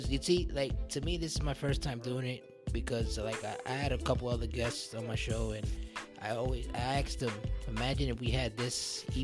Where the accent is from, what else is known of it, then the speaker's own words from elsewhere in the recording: New York, United States; I'm from New York